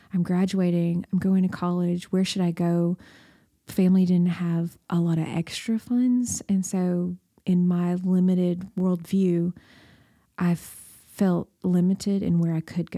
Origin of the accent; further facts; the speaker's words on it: Baxter, Tennessee, United States; I grew up in Baxter, Tennessee